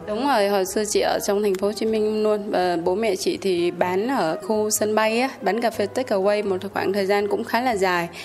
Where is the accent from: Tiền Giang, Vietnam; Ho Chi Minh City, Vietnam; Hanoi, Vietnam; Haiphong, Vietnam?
Haiphong, Vietnam; mình mình là người hải phòng